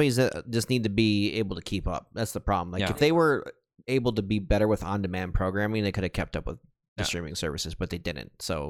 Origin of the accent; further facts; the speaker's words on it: Michigan, United States; moved away; in my home state of Michigan